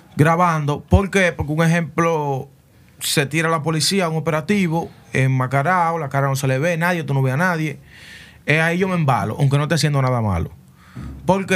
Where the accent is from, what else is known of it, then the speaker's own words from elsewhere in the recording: Santo Domingo, Distrito Nacional, Dominican Republic; also born or lived in Herrera, Santo Domingo Oeste; una gran parte de mi niñez la pasé en Cristo Rey ahí con los tigres, la vaina, los chamaquitos. Me mudé a Herrera y seguí visitando Cristo Rey